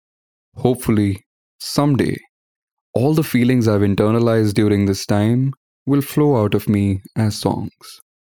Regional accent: Srinagar, Jammu and Kashmir, India; now in Bangalore, India; Growing up in Kashmir, I had experienced lockdowns and curfews many times before. But this was the first time I was experiencing it in Bangalore, and it was quite surreal.

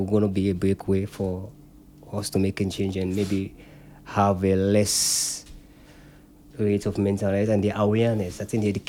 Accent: Sierra Leone; now in United Kingdom; I'm from Africa

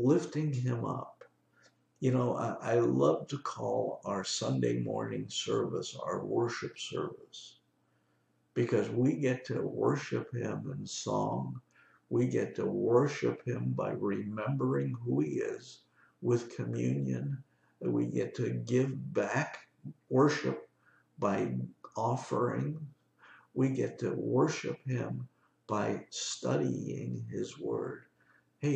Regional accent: New York, United States; I'm a New Yorker

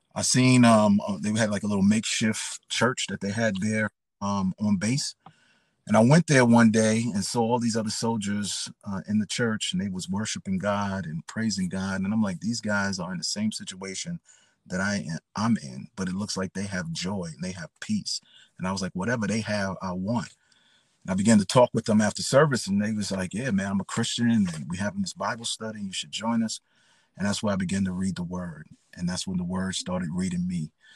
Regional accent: New York City, New York, United States; I grew up in the Bronx, New York, um, the best place on earth

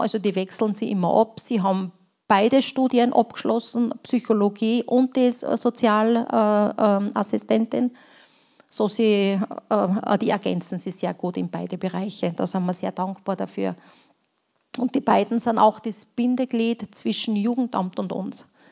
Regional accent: Austria; also born or lived in Romania; bei uns in Österreich

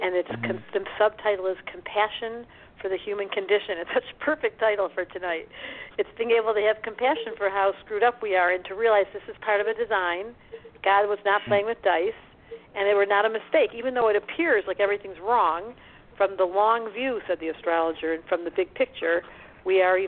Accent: Detroit, Michigan, United States; accent: Detroit; now in Boulder, United States; I live in Colorado, but my accent is definitely from Detroit.

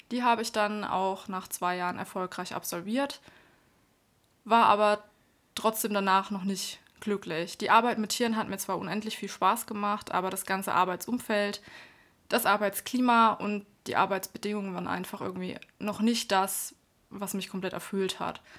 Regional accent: Baden-Württemberg, Germany; moved away as an adult; also born or lived in Erlangen; now in Nuremberg, Germany; Ich komme ursprünglich aus Bad württemberg bin 2010 nach Erlangen gezogen und seit 2013 dann in Nürnberg.

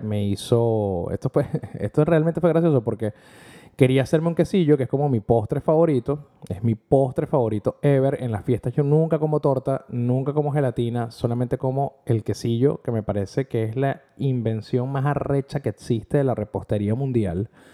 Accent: Venezuela; moved away; como un venezolano en la diáspora

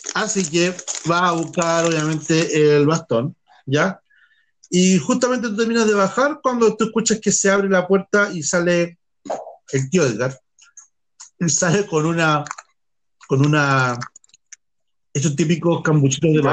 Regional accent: Chile; En Chile, que estamos al

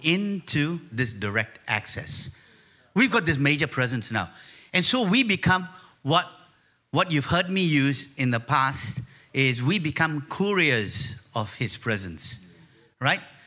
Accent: Malaysia; we're from Malaysia, she's Chinese in her makeup and I'm Sri Lankan in mine

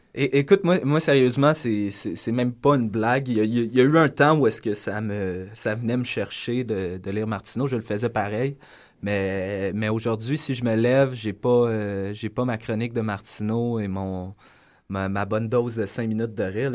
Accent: Lorraine, Quebec, Canada; also born or lived in Montreal; now in Sainte-Thérèse, Canada; je suis né à Montréal. Euh, je suis déménagé très jeune sur la, banlieue du Nord à Lorraine. banlieue cossue, passé Laval. Après ça, j'ai grandi là

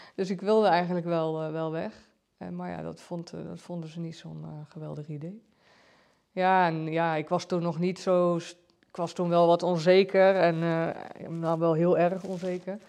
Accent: Giesbeek, Gelderland, Netherlands; also born or lived in Arnhem / Doesburg; ik ben getogen en geboren in Giesbeek

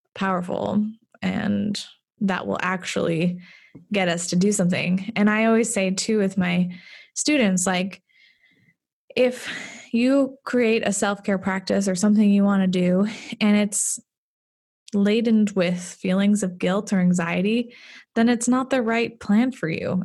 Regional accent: Fargo, North Dakota, United States; moved away as an adult; I grew up in Fargo, but I moved away for a long time.

